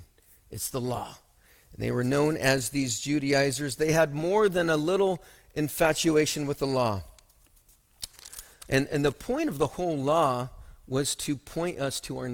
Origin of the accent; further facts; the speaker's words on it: Othello, Washington, United States; As a young kid, I grew up in Othello, and then has anyone actually even heard of Othello? It is actually in Washington